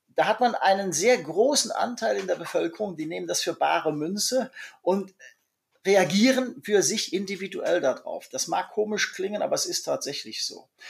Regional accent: Germany; now in China; bei uns in Deutschland

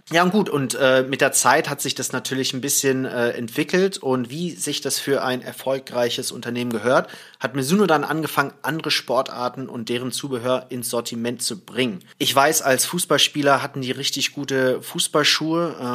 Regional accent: Thailand; Naja, ich bin ja in, äh, im Ausland aufgewachsen, in Thailand

